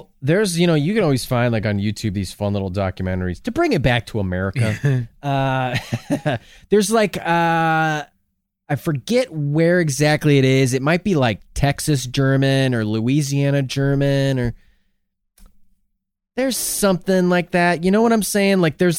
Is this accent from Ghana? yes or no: no; United Kingdom; I'm British, you know, but then, I mean, just like even the Midlands have a Yorkshire accent, Sheffield accent, you know, all the Southern England sounds totally different than Northern.